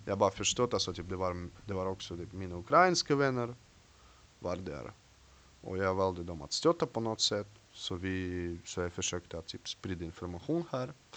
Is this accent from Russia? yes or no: yes; Russia; Swedish is a second language; moved away as an adult; now in Sweden; jag är från Ryssland. Jag bor i Sverige i tio år